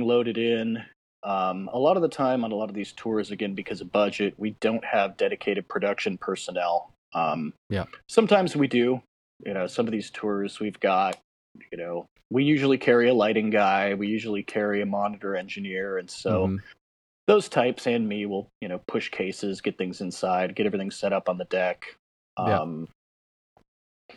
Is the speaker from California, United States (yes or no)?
no; Seattle, Washington, United States; moved away as an adult; now in Portland, United States; I'm from Seattle, but I've been here about 3 years.